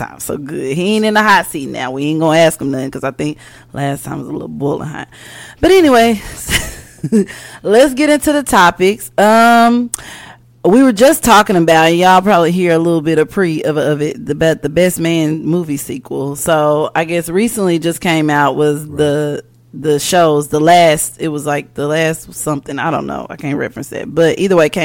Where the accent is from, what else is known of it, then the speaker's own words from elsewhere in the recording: Wynne, Arkansas, United States; moved away; my home state, Arkansas, and Wynn.